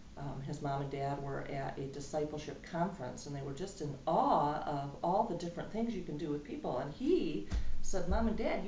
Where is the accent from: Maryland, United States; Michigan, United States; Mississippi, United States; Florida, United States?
Michigan, United States; West; moved away as an adult; I moved away from West Michigan.